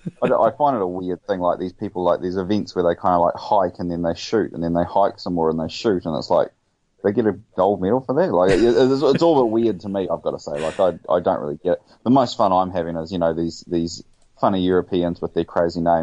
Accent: New Zealand; born or raised there

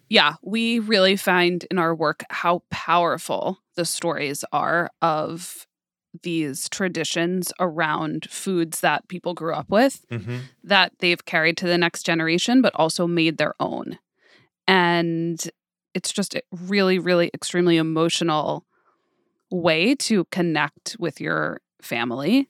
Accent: New York, United States; I grew up in New York, but I grew up in a very culturally Jewish way

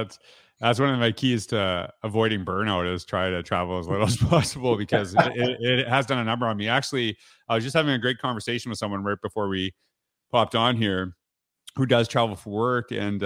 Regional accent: Canada; you know what? I'm from Canada. So I'll tell you straight up. Usually we know, Canadians know US geography better than the other way around.

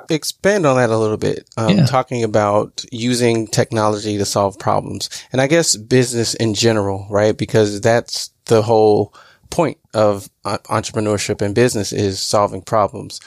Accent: Southern Illinois, United States; moved away as an adult; also born or lived in Appleton, Wisconsin; I'm originally from Southern Illinois

